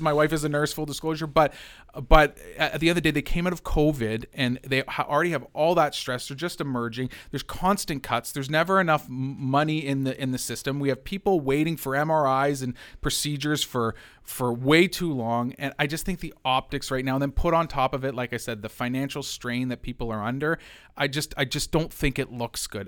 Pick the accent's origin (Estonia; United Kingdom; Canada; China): Canada; London, Ontario; as a Londoner.